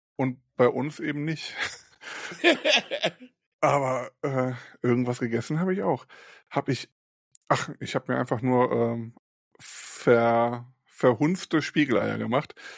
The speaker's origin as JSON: {"language": "German", "town": "Krefeld", "region": "North Rhine-Westphalia", "country": "Germany", "moved": "as an adult", "lives_now": "Rheinberg, Germany", "said": "Ich komme ja selber nicht aus Mörs, ich komme ja aus Krefeld"}